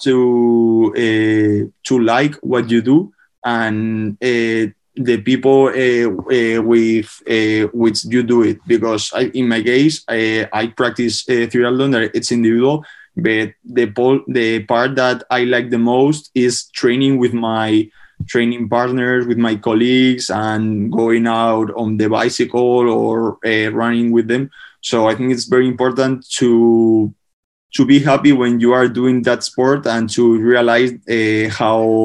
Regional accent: Spain; before, I used to play sports in Spain, like basketball or tennis

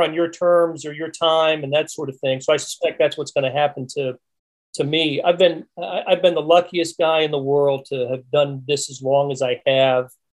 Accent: North Carolina, United States; moved away as an adult; also born or lived in Raleigh, North Carolina / Pennsylvania; now in Kansas City, United States; both of us grew up in North Carolina, and I'm from Pennsylvania, and she lived in other places, we consider Kansas City our home

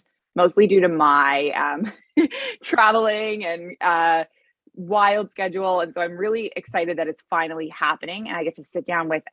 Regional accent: Canada; moved away as an adult; also born or lived in Middle East; now in Bali, Indonesia

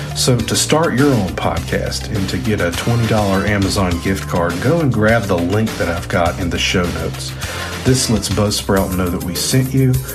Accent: the South, United States; accent: southern

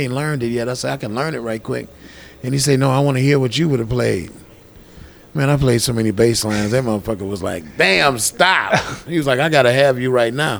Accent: Detroit, Michigan, United States; moved away; I'm here from Detroit

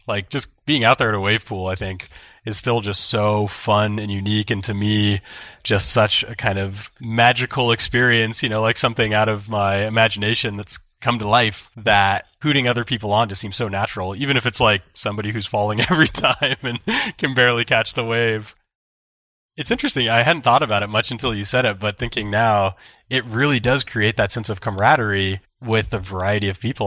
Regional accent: Santa Barbara, California, United States; growing up in Santa Barbara

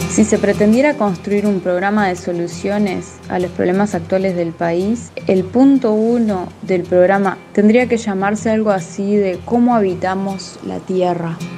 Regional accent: Piriápolis, Maldonado, Uruguay; Yo vivo en Piriápolis, soy de Piriápolis, soy de Piriápolis porque mi familia es de acá, pero también porque he elegido vivir acá

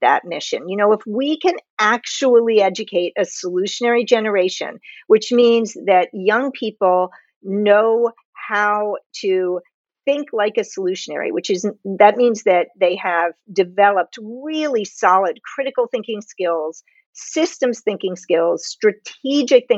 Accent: United States; I'm from the United States

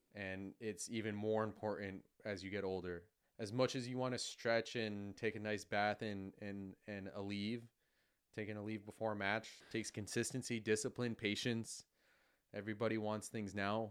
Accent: New York, United States; growing up in New York, we're so spoiled to have the U S Open in our backyard

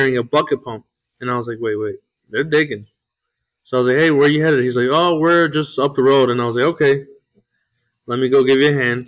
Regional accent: Joliet, Illinois, United States; also born or lived in Chicago; I grew up in Joliet. Born in Chicago, but raised in Joliet my whole life.

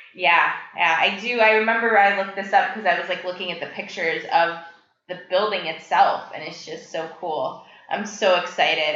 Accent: North Carolina, United States; I was born and raised in North Carolina

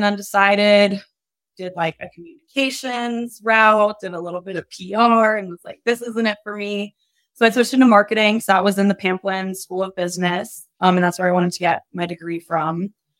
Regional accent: Fairfax and Loudoun County, Virginia, United States; Oh, I grew up in Fairfax and Loudoun County.

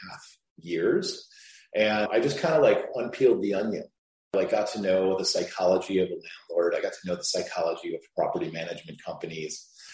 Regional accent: Chicago, Illinois, United States; I grew up in Chicago. I went to Lane Tech

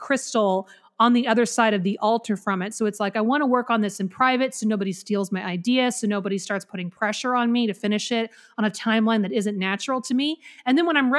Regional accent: the Carolinas, United States; accent: Southern; my native accent, which is from the Carolinas

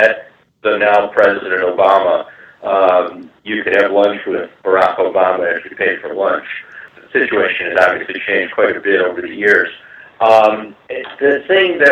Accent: Chicago, Illinois, United States; also born or lived in Washington / Canada; I'm from Chicago

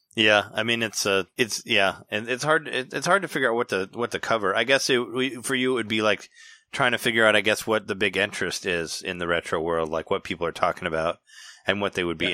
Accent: Peoria, Illinois, United States; I'm from Peoria

